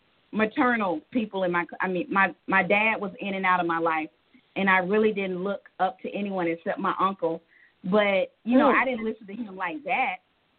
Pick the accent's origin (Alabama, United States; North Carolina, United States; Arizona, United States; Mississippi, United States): Alabama, United States; Talladega; now in Tucker, United States; I am from, actually, Talladega, Alabama, but I live in Tucker, Georgia.